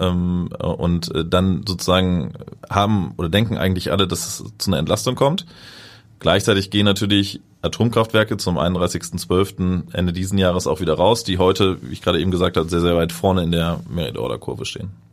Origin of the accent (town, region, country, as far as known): Germany